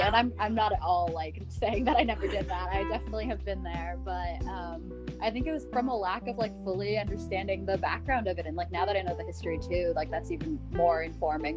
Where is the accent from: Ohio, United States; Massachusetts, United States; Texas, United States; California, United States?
California, United States; Northern